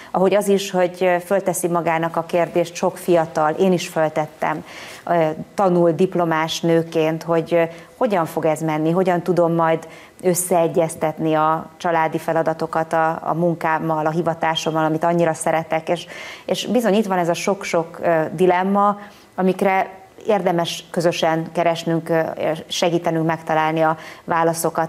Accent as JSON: {"language": "Hungarian", "country": "Hungary", "said": "mi magyarok"}